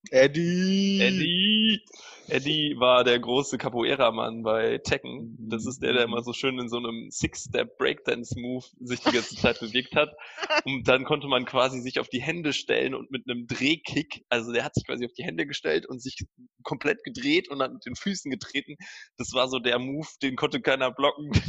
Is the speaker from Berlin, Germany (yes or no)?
no; Munich, Bavaria, Germany; ich komme aus München und wenn man nicht gerade mit dem weniger erfolgreichen Münchner Club irgendwie was zu tun haben will oder dem hält, dann ist man halt irgendwie auch ein Roter.